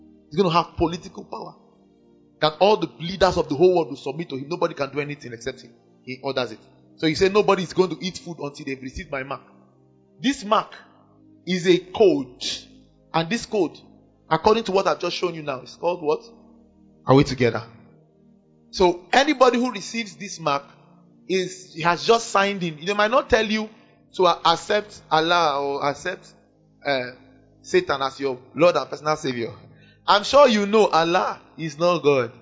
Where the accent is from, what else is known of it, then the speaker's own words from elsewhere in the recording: Kano, Kano State, Nigeria; I grew up in Kano